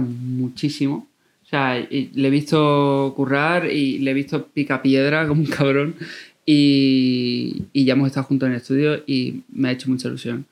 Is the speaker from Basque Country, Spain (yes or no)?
no; Coria del Río, Andalusia, Spain; Yo vengo de Corea del Río, de un pueblo de Sevilla